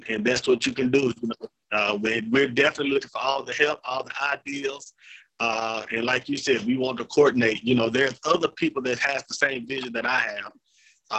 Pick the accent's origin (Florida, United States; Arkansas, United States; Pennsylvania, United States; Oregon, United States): Arkansas, United States; Jonesboro; I was born and raised in Jonesboro.